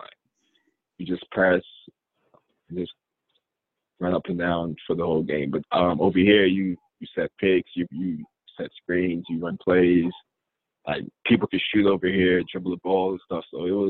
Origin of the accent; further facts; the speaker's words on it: Kentucky, United States; I'm from Western Kentucky.